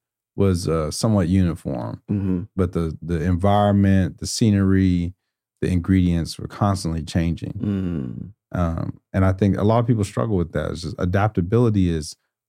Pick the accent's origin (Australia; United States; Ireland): United States; Houston, Texas; I was a DJ for a faith-based organization that was spinning out of the church that I grew up in Houston